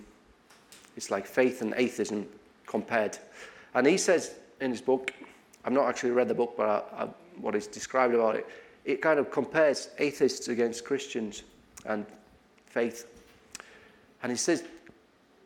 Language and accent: English; Tallinn, Harju County, Estonia; now in United Kingdom; my hometown, Tallinn.